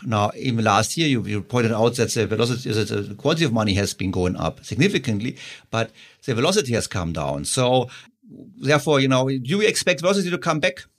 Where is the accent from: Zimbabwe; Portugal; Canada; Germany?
Germany; So I'm from Germany